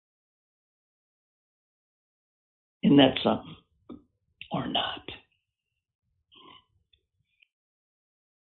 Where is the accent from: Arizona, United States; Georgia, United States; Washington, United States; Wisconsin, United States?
Wisconsin, United States; Green Bay; moved away as an adult; also born or lived in Evanston, Illinois; now in Pittsburgh, United States; I was born and raised in Green Bay to a family that owned season tickets for 70-plus years.